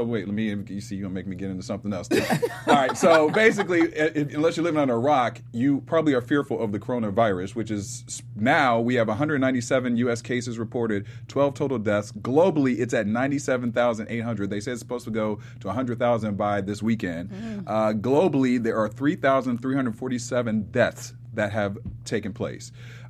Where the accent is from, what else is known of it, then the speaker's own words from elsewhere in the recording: Ohio, United States; from Ohio, so Dave is from my hometown.